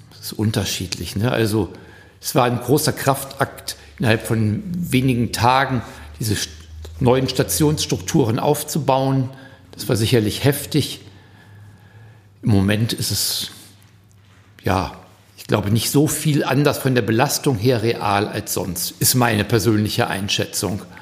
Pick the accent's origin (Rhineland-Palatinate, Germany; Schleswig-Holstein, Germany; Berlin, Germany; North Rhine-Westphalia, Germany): North Rhine-Westphalia, Germany; Hagen; Ja, ich komme aus Helfe, ökumenischem Gemeindezentrum. Hagen-Helfe, ja, genau.